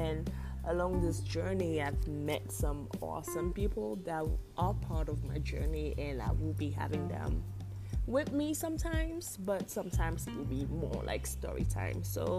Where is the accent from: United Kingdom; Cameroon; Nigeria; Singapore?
Cameroon; moved away; my home country, which is Cameroon